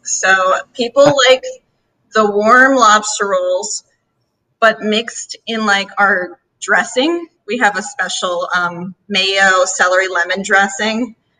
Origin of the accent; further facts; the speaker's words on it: North Shore, Oahu, Hawaii, United States; moved away; On Oahu. I'm from the North Shore area